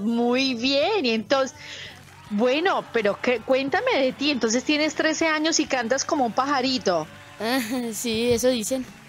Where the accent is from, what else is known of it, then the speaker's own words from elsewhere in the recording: Bogotá, Colombia; now in Italy; Soy Bogotá, pero mi familia es boyacense de un pueblito que se llama Suatá